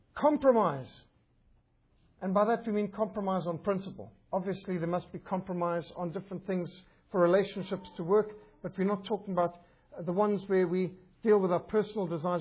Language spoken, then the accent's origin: English; Zimbabwe; moved away; also born or lived in Cape Town, South Africa; I was brought up in Rhodesia, a magnificent country